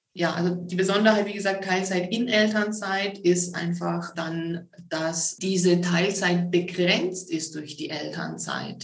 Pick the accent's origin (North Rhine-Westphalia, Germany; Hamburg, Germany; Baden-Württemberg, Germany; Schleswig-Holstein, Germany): Baden-Württemberg, Germany; Stuttgart; also born or lived in Tübingen; Geboren, aufgewachsen bin ich so im Süden Deutschlands, im Raum, Großraum Stuttgart